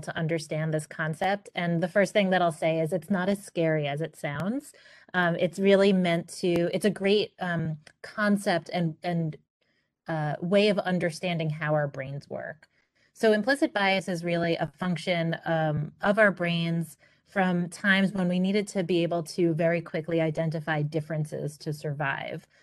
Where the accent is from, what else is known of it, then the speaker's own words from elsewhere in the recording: New York City, New York, United States; I grew up in Queens, New York.